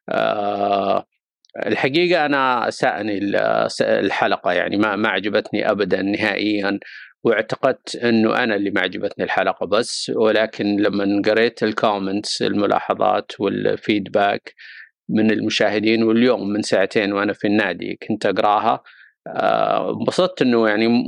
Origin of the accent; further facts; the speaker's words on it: Saudi Arabia; قضايا محليه تهمنا كسعوديين نتابع كره القدم السعوديه